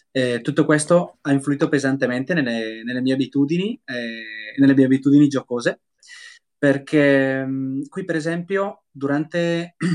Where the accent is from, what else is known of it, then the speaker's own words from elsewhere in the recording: Brescia, Lombardy, Italy; se per esempio io sono di Brescia, ok?